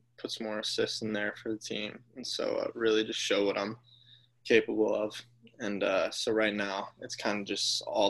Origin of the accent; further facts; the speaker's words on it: Charlotte, North Carolina, United States; also born or lived in Nashville, Tennessee; now in Atlanta, United States; I was born in Nashville, Tennessee, and then when I was young, I moved to Charlotte, North Carolina